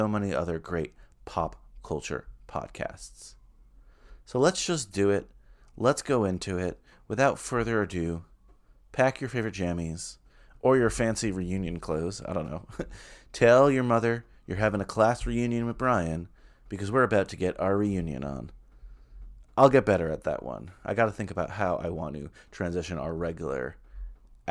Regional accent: Bergen County, New Jersey, United States; I grew up in Bergen County

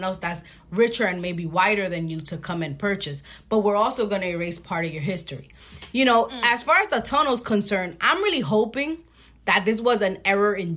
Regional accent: New York City, New York, United States; I grew up in Washington Heights in the 90s

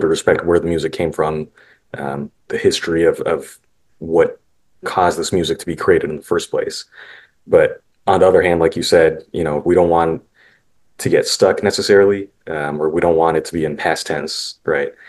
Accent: St. Louis, Missouri, United States; moved to St. Louis immediately, where my siblings and I were born

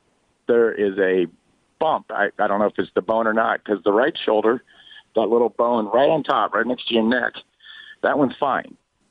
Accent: Upland, California, United States; I grew up in Upland.

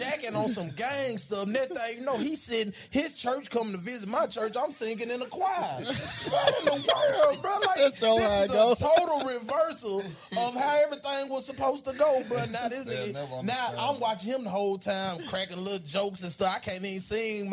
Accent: Bolivar, United States; Growing up in Bolivar

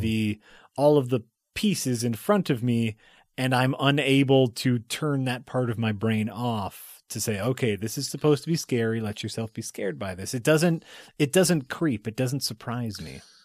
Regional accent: United States; I'm an American.

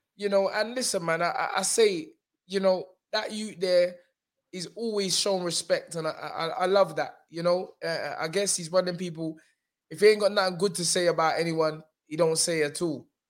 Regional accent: London, United Kingdom; I'm from South

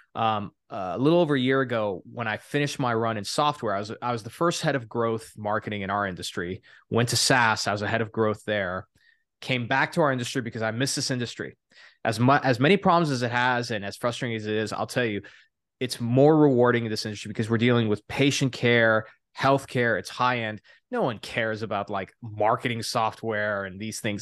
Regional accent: El Paso, Texas, United States; I'm a boy from Texas. I'm a first generation immigrant. Dad's from Iraq. Mom's from Turkey

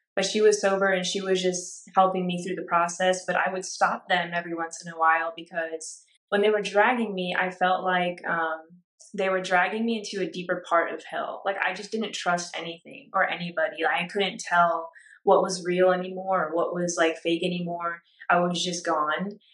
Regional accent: Orange County, California, United States; I grew up in Orange County, California

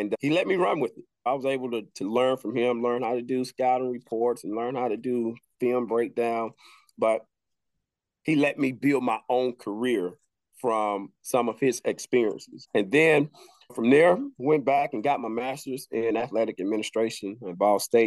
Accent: Helena-West Helena, Arkansas, United States; moved away as an adult; also born or lived in Pine Bluff, Arkansas; now in Indianapolis, United States; I'm born and raised in Helena, West Helena, Arkansas

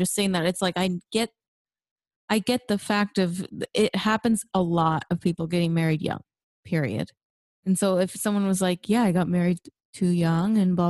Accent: the South, United States; I grew up in the South

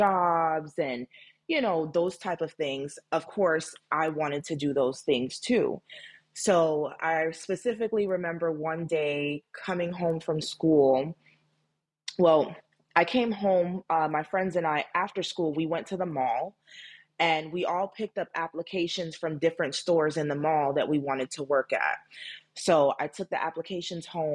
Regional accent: United States; born or raised there; also born or lived in Jamaica

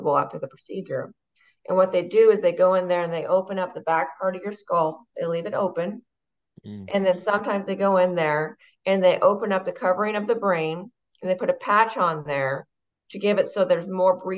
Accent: Boise, Idaho, United States; So I'm from Boise, Idaho, born and raised

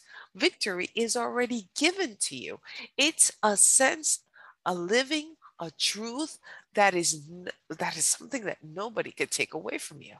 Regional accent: New York, United States; I'm a New Yorker. My parents are from Colombia.

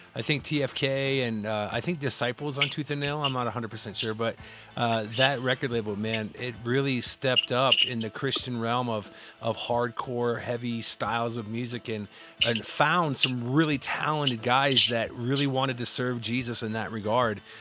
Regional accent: Cedar Rapids, Iowa, United States; also born or lived in Midwest; I hail from Cedar Rapids

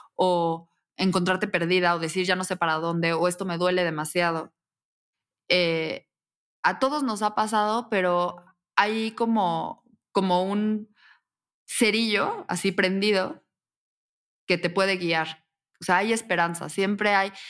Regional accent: Querétaro, Mexico; yo soy mexicana, soy de Querétaro, nací

